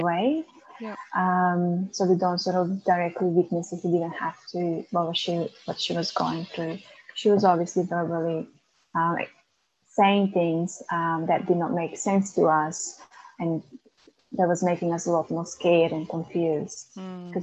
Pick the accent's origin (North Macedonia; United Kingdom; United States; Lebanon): North Macedonia; moved away as an adult; now in Melbourne, Australia; I was born in Macedonia and migrated to Melbourne when I was 19.